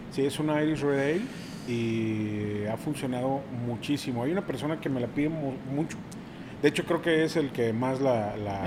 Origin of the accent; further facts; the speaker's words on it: Mexico City, Mexico; moved away as an adult; now in Monterrey, Mexico; Yo llegué a Monterrey, yo soy de la Ciudad de México. Llego a Monterrey hace 18 años